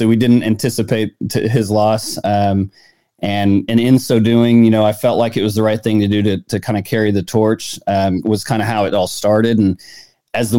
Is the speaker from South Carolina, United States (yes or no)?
no; Des Moines, Iowa, United States; now in Tulsa, United States; We grew up in Des Moines, Iowa